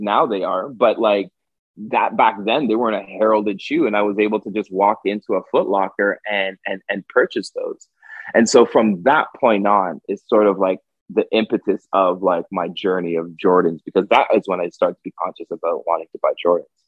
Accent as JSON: {"language": "English", "town": "Toronto", "region": "Ontario", "country": "Canada", "tie": "born or raised there", "also_born_or_lived": "Montreal", "said": "I was born in Toronto"}